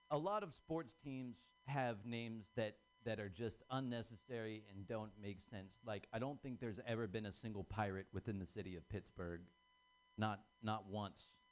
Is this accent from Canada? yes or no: no; Ireland; I'm Irish. Um, that's, that means that I'm uh, predisposition to be uh, killed by feelings or suppression of those.